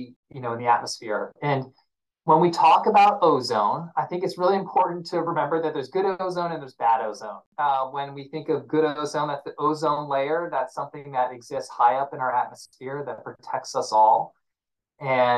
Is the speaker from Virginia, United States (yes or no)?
yes; Virginia, United States; I grew up in Virginia